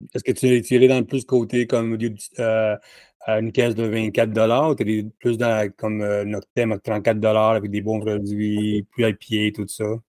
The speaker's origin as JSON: {"language": "French", "town": "Laval", "region": "Quebec", "country": "Canada", "said": "J'allais dire que je suis de Montréal, mais je veux de Laval"}